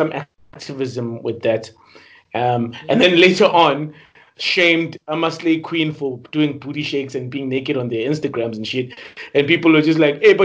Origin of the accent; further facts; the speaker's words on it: South Africa; as South African men, as South African men